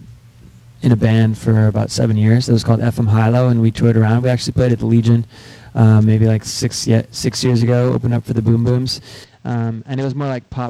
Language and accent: English; Montreal, Quebec, Canada; growing up in Montreal